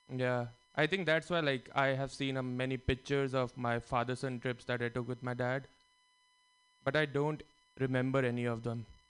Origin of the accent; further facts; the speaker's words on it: India; now in United States; I grew up in India if that wasn't evident by my voice